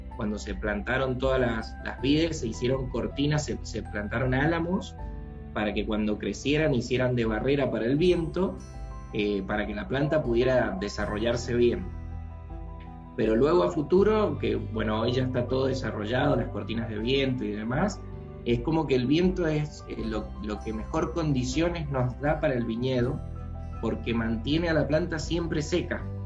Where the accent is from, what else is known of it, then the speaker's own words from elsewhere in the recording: Mendoza, Argentina; yo soy originalmente de Mendoza